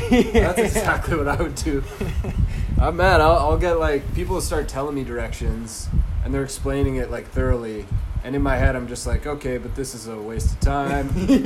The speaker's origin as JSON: {"language": "English", "town": "Ebenezer", "region": "Saskatchewan", "country": "Canada", "said": "I'm from Ebenezer, Saskatchewan."}